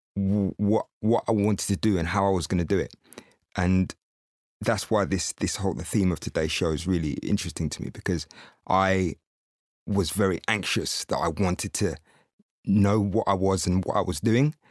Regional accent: Windsor, South East England, United Kingdom; I was brought up in Windsor

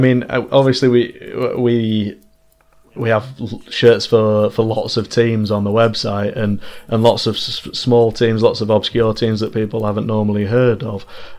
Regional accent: Manchester, North West England, United Kingdom; obviously we're from Manchester

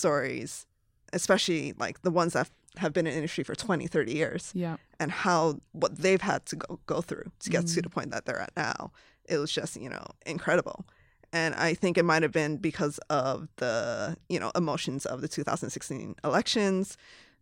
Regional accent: Hawaii, United States; moved away as an adult; also born or lived in Los Angeles / San Francisco; I was born and raised in Hawaii, which is a very diverse state

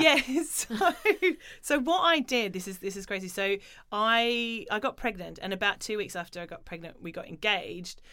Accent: Australia; moved away; I grew up in Australia where you know you didn't wear many clothes and it was very sport driven

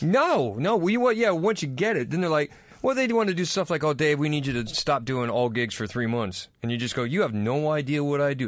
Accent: United States; moved away; I'm American

